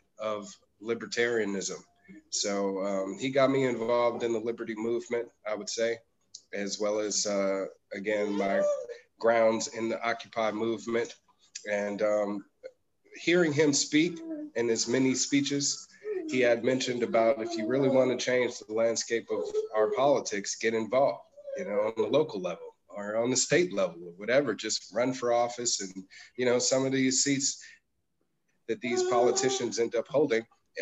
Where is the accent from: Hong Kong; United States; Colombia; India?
United States; as an American